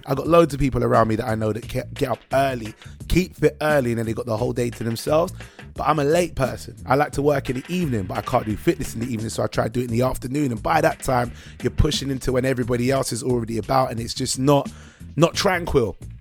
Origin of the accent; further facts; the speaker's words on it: United Kingdom; we believe as British people